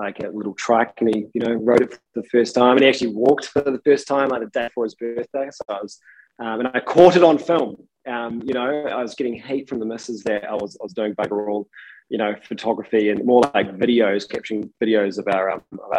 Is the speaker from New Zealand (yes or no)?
yes; Palmerston North, Manawatū-Whanganui, New Zealand; also born or lived in Timaru, New Zealand; So I was born in the centre of the North Island, which is Palmerston North, not the most highly rated town of New Zealand, but it was pretty good to me growing up.